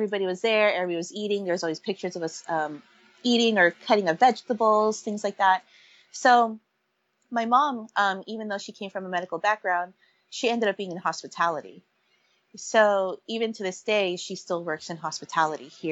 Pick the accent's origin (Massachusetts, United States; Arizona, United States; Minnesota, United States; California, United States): California, United States; San Francisco; also born or lived in Pangasinan, Philippines (family origin); I was raised here in San Francisco